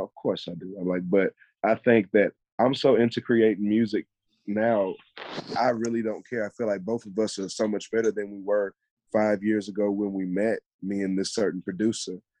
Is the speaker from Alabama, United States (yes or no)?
yes; Mobile, Alabama, United States; growing up in Mobile